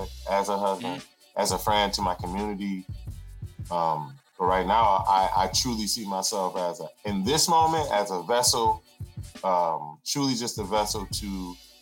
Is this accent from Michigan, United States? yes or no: yes; Flint, Michigan, United States; I was born in Flint, Michigan